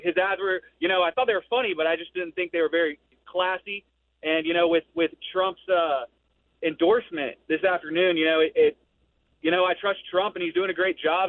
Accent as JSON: {"language": "English", "region": "Georgia", "country": "United States", "tie": "born or raised there", "said": "born and raised in Georgia"}